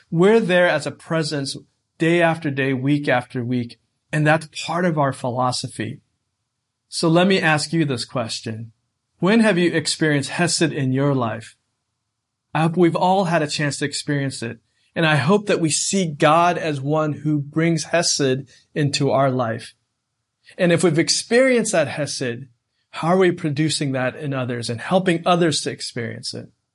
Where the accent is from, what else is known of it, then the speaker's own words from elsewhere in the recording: United States; a young person growing up in America.